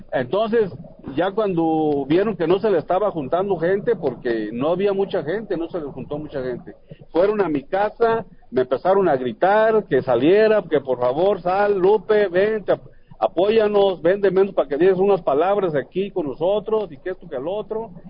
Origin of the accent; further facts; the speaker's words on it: La Ruana, Michoacán, Mexico; me fui para allá, para mi pueblo, para La Ruana